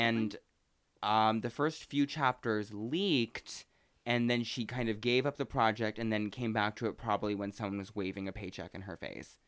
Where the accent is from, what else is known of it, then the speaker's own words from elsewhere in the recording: Pacific Northwest, United States; moved away; my hometown is from, you know, the Pacific Northwest